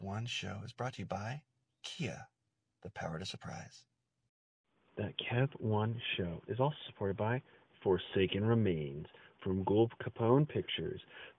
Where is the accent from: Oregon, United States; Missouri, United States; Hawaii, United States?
Oregon, United States; Portland; oh, Portland, Oregon, the best city on earth.